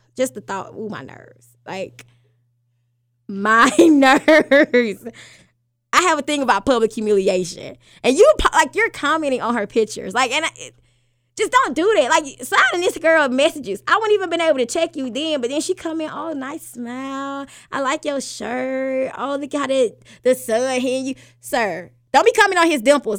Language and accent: English; Alabama, United States; I'm born and raised in Alabama